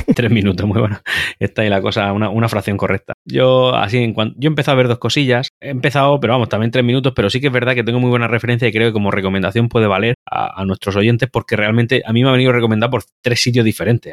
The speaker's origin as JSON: {"language": "Spanish", "town": "Murcia", "region": "Region of Murcia", "country": "Spain", "said": "yo soy de Murcia, vivo en Murcia también"}